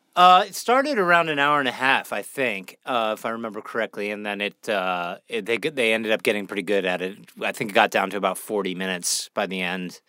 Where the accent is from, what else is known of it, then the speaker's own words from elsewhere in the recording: Pittsburgh, Pennsylvania, United States; also born or lived in Toronto, Canada; I grew up uh, Pittsburgh, Pennsylvania